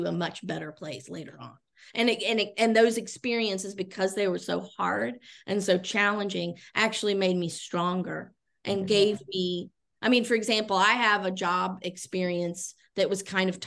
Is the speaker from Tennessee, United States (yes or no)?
yes; Chattanooga, Tennessee, United States; also born or lived in Italy; now in Orlando, United States; I'm originally from the Chattanooga, Tennessee area. In fact, I grew up on the very mountain where Covenant College is located